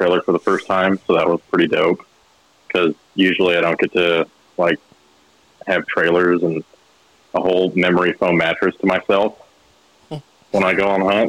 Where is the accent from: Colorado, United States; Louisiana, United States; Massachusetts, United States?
Colorado, United States; moved away; I'm from Colorado, so going back to Colorado is always exciting to me